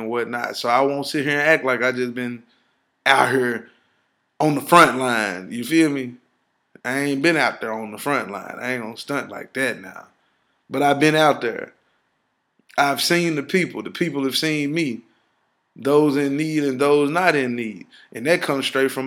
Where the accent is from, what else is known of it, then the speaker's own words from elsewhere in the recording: Ripley, United States; moved away; I'm from Ripley